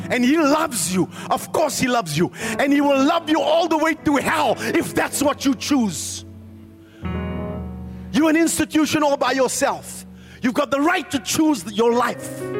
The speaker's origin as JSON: {"language": "English", "town": "Randfontein", "region": "Gauteng", "country": "South Africa", "said": "Oh, I come from Randfontein. So I come from Kari."}